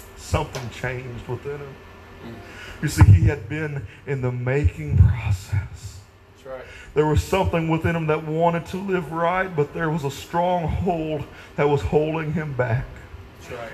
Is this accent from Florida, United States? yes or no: no; Naylor, Missouri, United States; growing up in Naylor, there in Missouri, at that church.